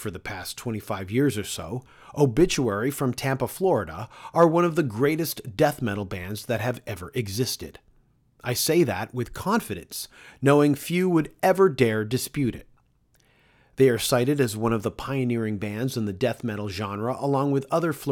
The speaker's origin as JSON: {"language": "English", "town": "Toronto", "region": "Ontario", "country": "Canada", "tie": "born or raised there", "said": "Toronto is the city I was born and raised in."}